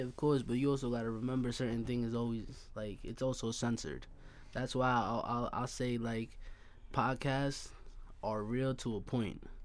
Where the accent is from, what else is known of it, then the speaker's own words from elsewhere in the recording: Hempstead, New York, United States; moved away; also born or lived in Bay Shore; I'm originally from Hempstead, but I moved to Bayshore.